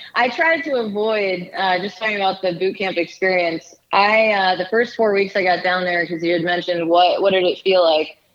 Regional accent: Silver Spring, Maryland, United States; I'm originally from Silver Spring, Maryland

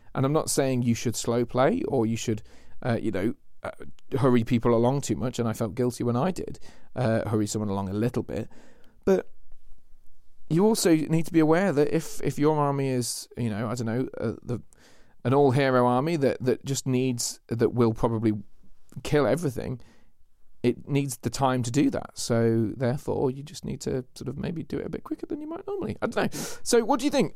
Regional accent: Lincolnshire, East Midlands, United Kingdom; That's where I'm from

